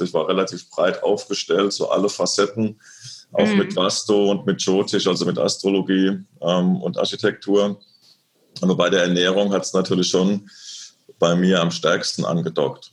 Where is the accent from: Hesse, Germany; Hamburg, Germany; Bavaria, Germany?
Hesse, Germany; Lorsch; rein faktisch bin ich ja aufgewachsen in Südhessen, in der Nähe von Darmstadt, in dem kleinen beschaulichen Lorsch